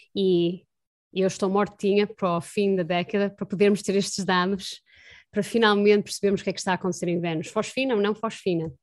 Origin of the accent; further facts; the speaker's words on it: Porto, Norte, Portugal; moved away as an adult; now in Boston, United States; eu cresci no Porto